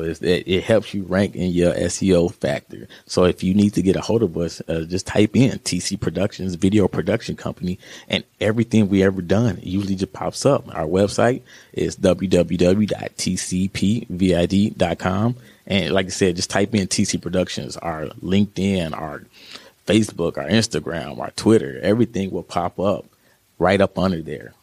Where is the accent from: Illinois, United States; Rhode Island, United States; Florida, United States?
Illinois, United States; Joliet; also born or lived in Hollywood, California / Carbondale, Illinois; I'm from the Chicago area out of Joliet.